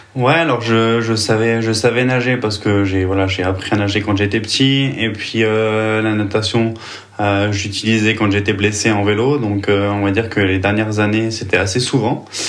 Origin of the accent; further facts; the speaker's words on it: Vichy, Auvergne-Rhône-Alpes, France; moved away as an adult; also born or lived in Nyon, Switzerland; now in Switzerland; je suis originaire de Vichy, donc en France